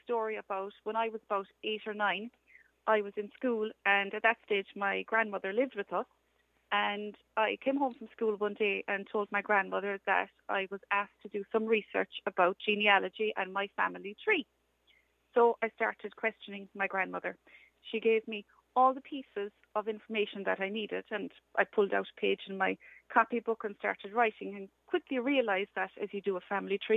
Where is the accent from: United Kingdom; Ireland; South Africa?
Ireland; Dunmanway, Munster; I am from Dunmanway in West Cork